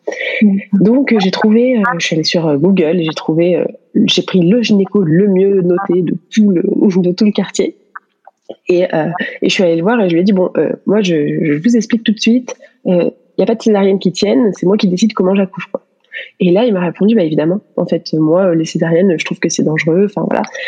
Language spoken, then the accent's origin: French; France; moved away as an adult; also born or lived in Paris; now in United States; on est français tous les deux